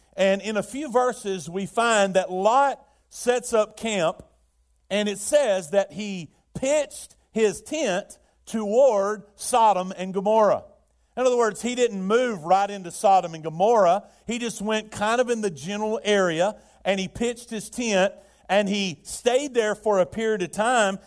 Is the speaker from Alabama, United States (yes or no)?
yes; Birmingham, Alabama, United States; I remember it as a child, uh, in, uh, growing up in Birmingham, we had the steel mills